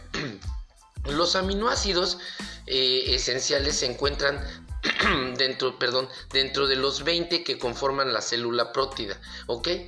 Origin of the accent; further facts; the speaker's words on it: Mexico; aquí de México, de donde soy originario